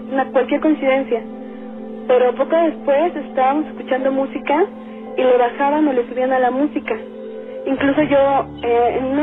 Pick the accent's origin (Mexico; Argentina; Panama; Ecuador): Mexico; Puebla; moved away as an adult; now in Mexico City, Mexico; yo acabo de llegar a vivir al DF, soy de Puebla